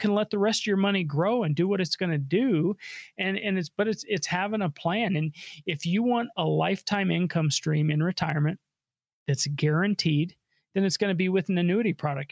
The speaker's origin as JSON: {"language": "English", "region": "Colorado", "country": "United States", "tie": "born or raised there", "said": "I was born and raised here in Colorado."}